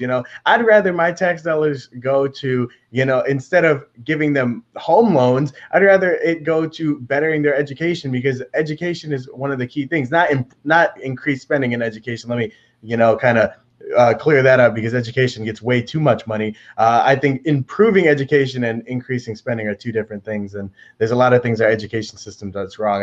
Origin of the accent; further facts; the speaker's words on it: Detroit, Michigan, United States; born and raised on Eight Mile. Uh, lived in Detroit